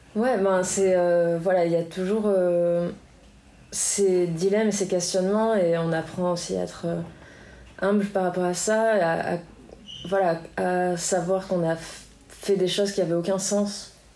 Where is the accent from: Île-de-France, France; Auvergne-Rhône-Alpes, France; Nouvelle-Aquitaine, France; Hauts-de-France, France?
Nouvelle-Aquitaine, France; Biarritz; also born or lived in United States; j'ai grandi ici à Biarritz